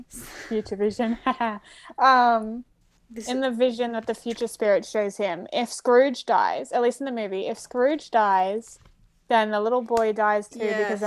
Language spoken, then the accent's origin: English; Australia; We're Australian, yeah.